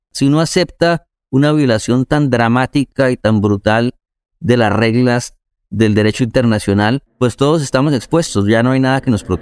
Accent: Colombia; Como colombianos que hemos vivido una historia tan fuerte, tenemos que ser solidarios

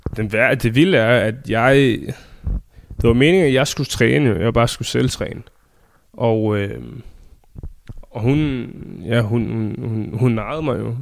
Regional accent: Denmark; now in Phoenix, United States

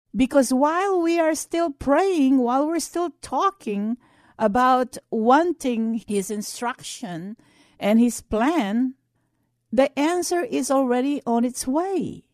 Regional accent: United States; as an American Christians

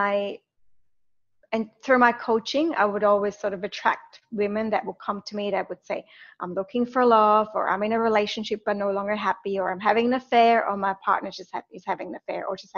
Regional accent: Switzerland; growing up in Switzerland

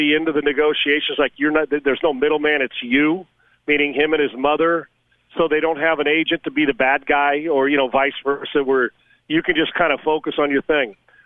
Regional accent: California, United States; I'm from California

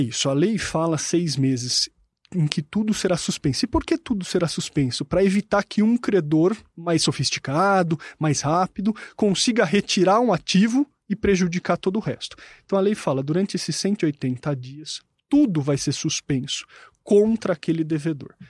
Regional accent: Jundiaí, São Paulo, Brazil; E eu sou de Jundiaí, meu clube é o Paulista de Jundiaí

